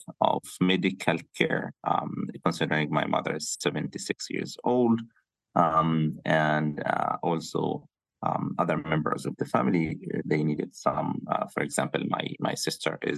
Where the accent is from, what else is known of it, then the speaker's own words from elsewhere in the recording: Gaza City, Gaza Strip, Palestine; moved away; We are from the Gaza City, my family from Shija'iya area, which has been destroyed